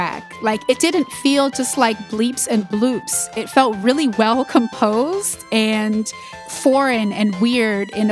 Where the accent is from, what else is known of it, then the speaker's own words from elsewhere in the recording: Ithaca, New York, United States; we grew up in Ithaca in upstate New York